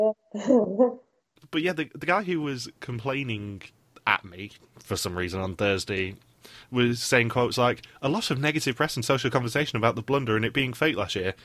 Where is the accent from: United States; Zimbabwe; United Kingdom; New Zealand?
United Kingdom; my fellow Brit